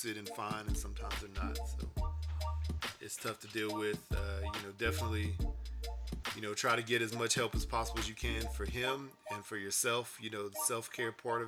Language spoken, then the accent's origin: English; Houston, Texas, United States; now in Utah, United States; I grew up in Houston, Texas.